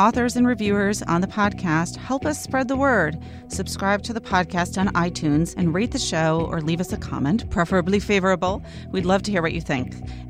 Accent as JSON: {"language": "English", "area": "East Egg", "region": "New York", "country": "United States", "tie": "born or raised there", "said": "I grew up on East Egg"}